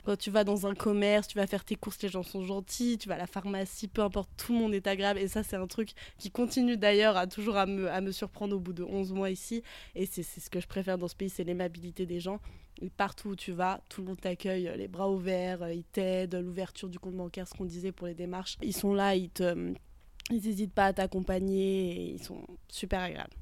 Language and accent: French; Haute-Savoie, Auvergne-Rhône-Alpes, France; je viens de Haute-Savoie, en France